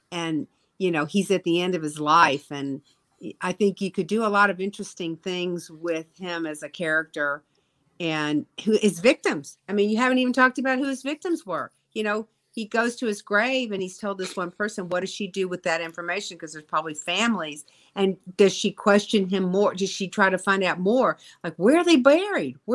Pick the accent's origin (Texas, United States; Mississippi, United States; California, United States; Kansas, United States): Mississippi, United States; Jackson; I've done my hometown. Come on now, Jackson.